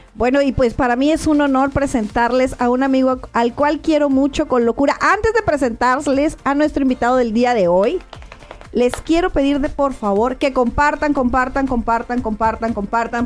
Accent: Tijuana, Baja California, Mexico; yo nací en Tijuana.

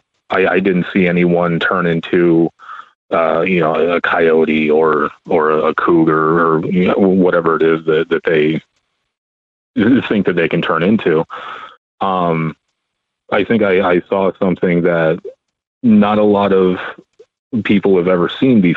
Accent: Arizona, United States; I'm from Arizona

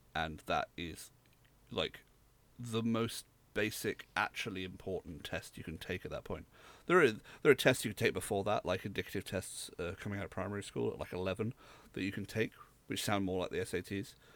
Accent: United Kingdom

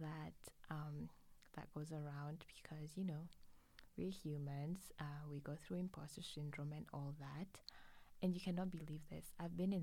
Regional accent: Arusha, Tanzania; moved away as an adult; now in Canada; I am a Tanzanian. I am originally from Arusha, Tanzania

